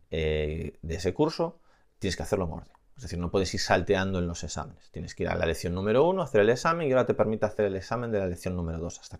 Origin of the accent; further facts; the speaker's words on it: Aragon, Spain; soy de Aragón